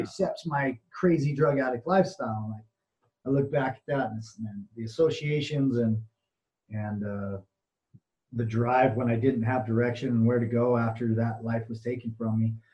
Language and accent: English; Utah, United States; I'm from Utah, so we have a really uh, stronghold of the LDS Mormon Church